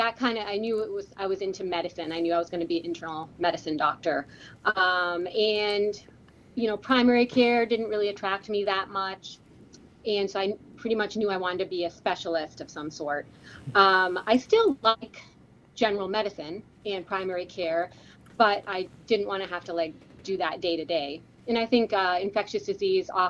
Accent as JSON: {"language": "English", "town": "Hamilton", "region": "Massachusetts", "country": "United States", "tie": "born or raised there", "said": "I grew up in right outside of Boston, Massachusetts, in a suburb called Hamilton"}